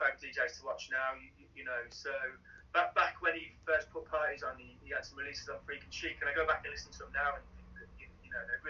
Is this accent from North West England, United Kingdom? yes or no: no; Birmingham, West Midlands, United Kingdom; So I lived when I was really young. I lived in Solihull for a little bit, and then we moved to, my parents bought a pub, which would be on Hur Street now.